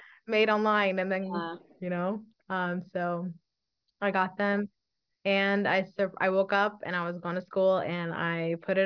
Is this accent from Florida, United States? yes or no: no; New York City, New York, United States; I am an ENL teacher born and raised in Brooklyn, New York